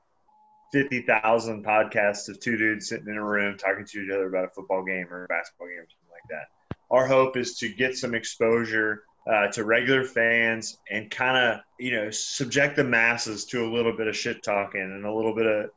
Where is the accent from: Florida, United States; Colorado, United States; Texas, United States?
Texas, United States; Austin; Grew up in Austin, Texas